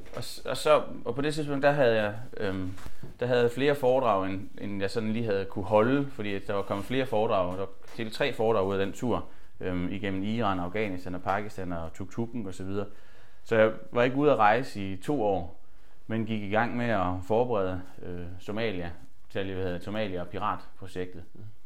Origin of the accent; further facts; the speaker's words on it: Holstebro, Central Denmark Region, Denmark; jeg havde startet teater hjemme i Holstebro, hvor jeg kommer fra